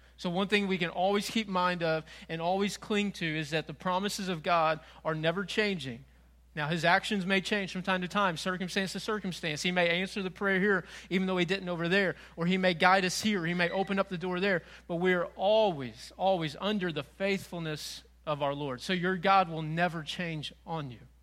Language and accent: English; Frank Clay, Missouri, United States; moved away as an adult; also born or lived in North Carolina; I grew up in Frank Clay.